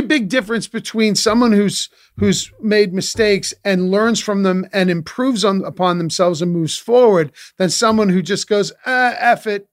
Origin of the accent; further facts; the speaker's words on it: Boston area, Massachusetts, United States; I grew up in Boston, in the Boston area, not in Boston proper